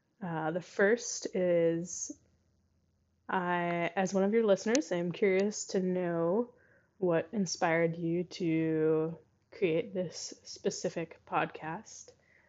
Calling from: Incheon, South Korea; I am currently calling from Incheon, South Korea.

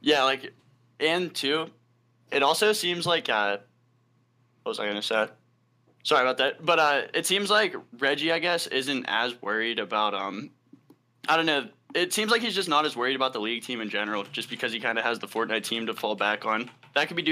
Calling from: Pittsburgh, Pennsylvania, United States; I'm calling from Pittsburgh.

